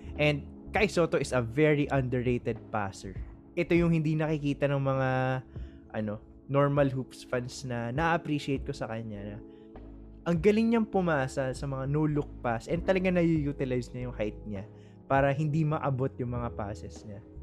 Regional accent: Philippines; as a Filipino

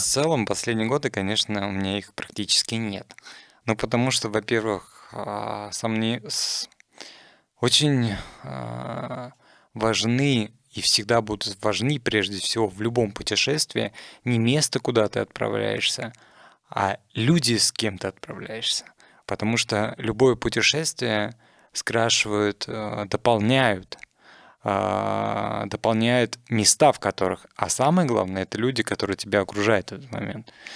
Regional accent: Russia

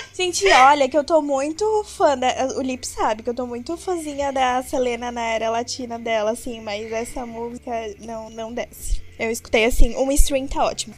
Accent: Joinville, Santa Catarina, Brazil; Eu sou de Santa Catarina, Joinville, tenho 25 anos

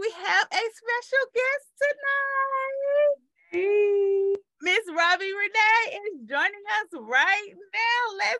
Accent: St. Louis, Missouri, United States; I'm from St. Louis.

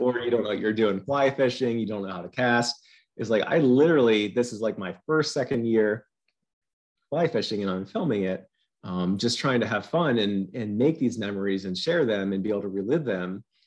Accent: Pennsylvania, United States; I've lived in Pennsylvania my entire life.

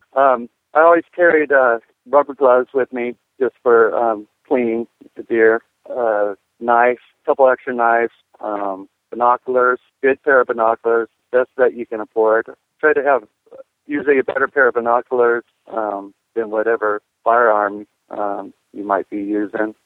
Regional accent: Oceanside, California, United States; moved away as an adult; also born or lived in San Diego, California; now in Iowa, United States; born in Oceanside, which is right next to Camp Pendleton.

